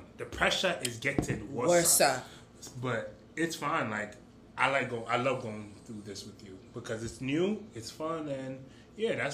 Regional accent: Jamaica; I'm Jamaican.

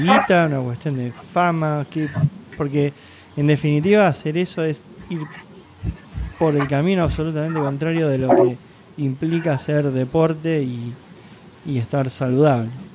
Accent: Argentina; como argentino, como yo

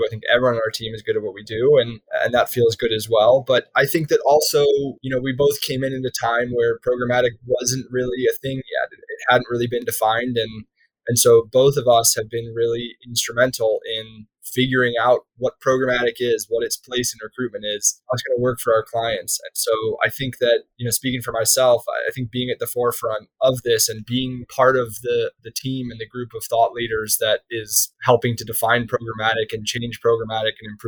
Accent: Chicago, Illinois, United States; moved away as an adult; now in New York, United States; I was from Chicago

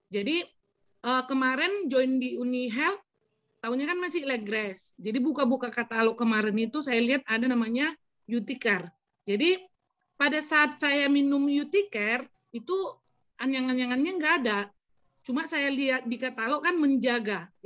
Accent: North Sumatra, Indonesia; Jadi kalau di istilah kami orang Batak memang penyakit anyang-anyangan ini beda lagi apanya.

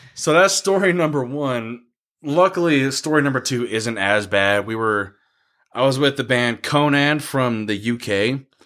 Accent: United States; I'm American

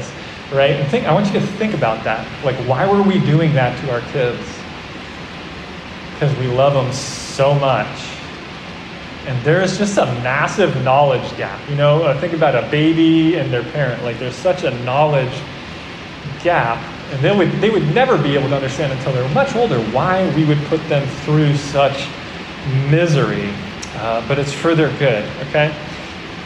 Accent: New Jersey, United States; When I was growing up, I grew up in New Jersey

